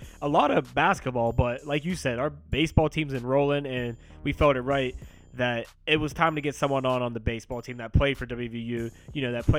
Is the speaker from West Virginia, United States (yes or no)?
yes; West Virginia, United States; I'm from West Virginia